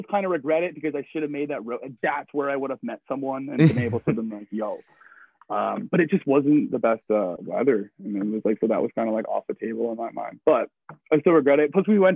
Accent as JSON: {"language": "English", "country": "Canada", "said": "I'm not from here, I'm Canadian"}